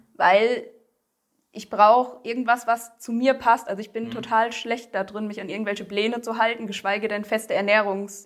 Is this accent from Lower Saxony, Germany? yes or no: no; southern Hesse, Germany; ich bin 28 Jahre alt, komme aus Südhessen